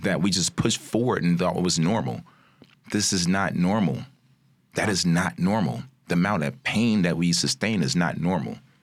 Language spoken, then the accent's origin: English; Chicago, Illinois, United States; also born or lived in Maywood, Illinois; I'm born and raised in Chicago native, out, just outside of Maywood